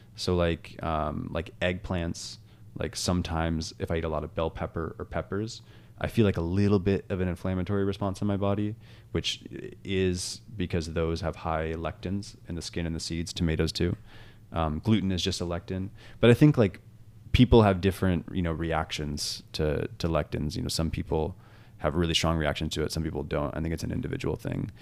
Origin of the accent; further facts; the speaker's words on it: Washington, United States; I grew up in Washington where there's beautiful mountains